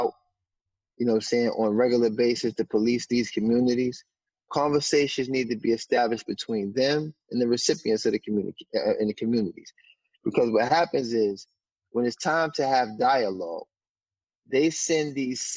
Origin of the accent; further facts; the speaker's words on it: New York City, New York, United States; I grew up in Harlem